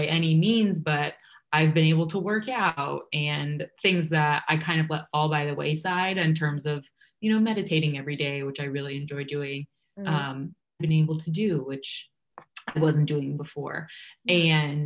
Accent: New York, United States; moved away as an adult; also born or lived in Kansas City, Missouri / Illinois; now in Chicago, United States; I grew up in New York. So my family is still here

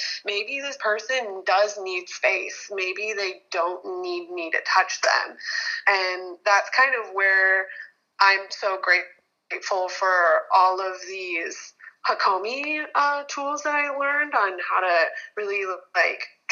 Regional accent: Michigan, United States; now in Hawaii, United States; I was born and raised in Michigan, really like traditional Midwestern family. And when I moved to Hawaii

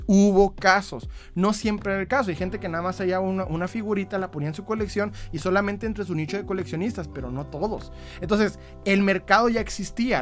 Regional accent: Ciudad Juárez, Chihuahua, Mexico; yo soy de Ciudad Juárez

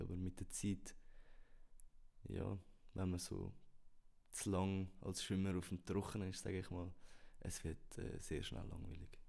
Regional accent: Switzerland; wir kleine Nationen, wir Schweizer

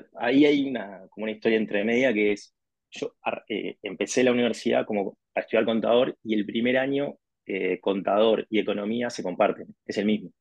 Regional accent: Montevideo, Uruguay; also born or lived in Spain; soy de Uruguay, nací en Montevideo, Montevideo es la capital.

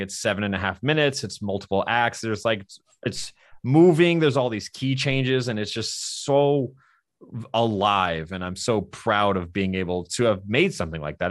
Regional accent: the South, United States; I'm from the South

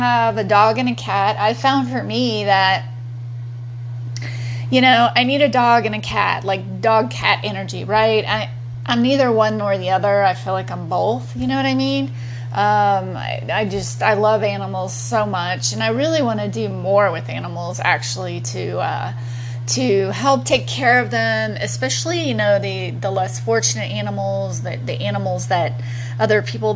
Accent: Texas, United States; also born or lived in Long Beach, California; now in Austin, United States; I grew up in Texas

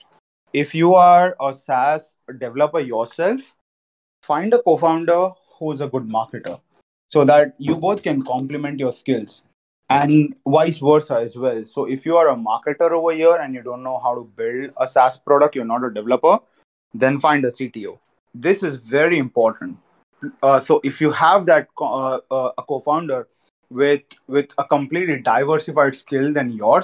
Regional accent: Jhunjhunu, Rajasthan, India; I'm from Rajasthan. I'm from Junjunu

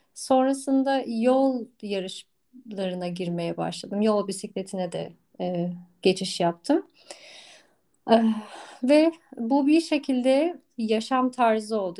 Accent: Istanbul, Turkey; moved away as an adult; also born or lived in Tekirdağ; ben doğma büyüme e, İstanbul'da e, yaşayan bir insandım.

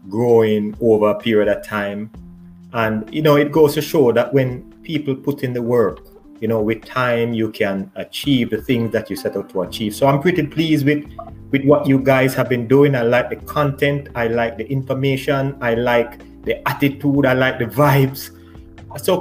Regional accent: Kingston, Jamaica; also born or lived in Seaview Gardens; growing up in Almanton, I was always running.

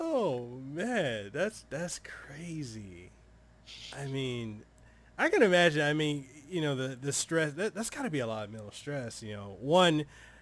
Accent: Samoa; English is a second language; also born or lived in Memphis, Tennessee / Honolulu, Hawaii; now in Hawaii, United States; I'm originally from Western Samoa, and then I went from Western Samoa to Memphis, Tennessee, where my dad was, and then from there to Hawaii, where I'm at now.

